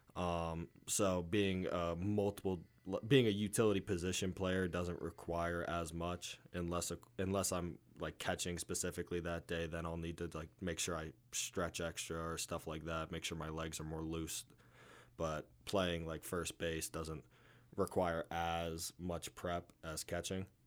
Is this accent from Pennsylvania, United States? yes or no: yes; Moscow, Pennsylvania, United States; I'm from Moscow, Pennsylvania